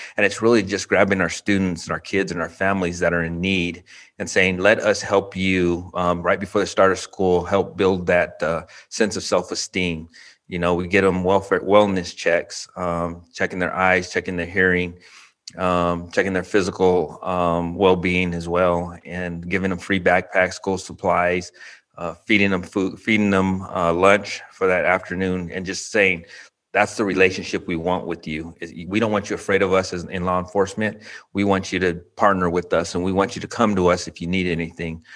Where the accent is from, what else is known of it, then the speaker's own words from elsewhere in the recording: Albuquerque, New Mexico, United States; now in Round Rock, United States; born and raised in Albuquerque, New Mexico